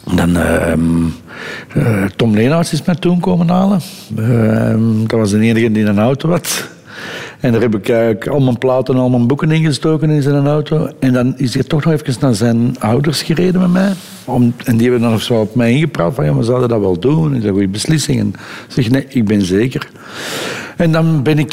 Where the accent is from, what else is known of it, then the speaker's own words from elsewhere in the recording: Edegem, Flanders, Belgium; opgegroeid in Edegem, wat, wat toen nog eigenlijk een beetje een landelijke gemeente was.